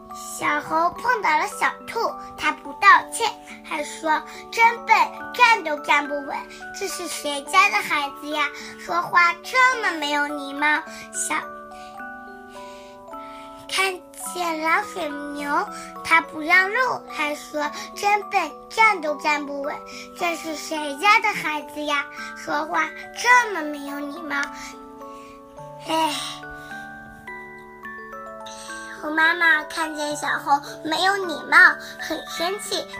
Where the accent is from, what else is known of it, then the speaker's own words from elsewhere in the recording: Wuhu, Anhui, China; 我来自安徽省芜湖市，